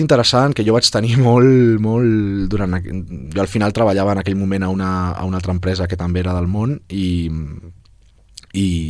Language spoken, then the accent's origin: Catalan; Barcelona, Catalonia, Spain; jo sóc de les Corts